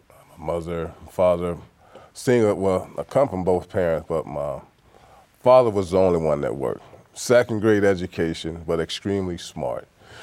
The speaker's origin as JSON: {"language": "English", "region": "Mississippi", "country": "United States", "tie": "born there", "said": "I go back to where I was born in Mississippi, the oldest of six. When I first left, I attended a JUCO in Texas."}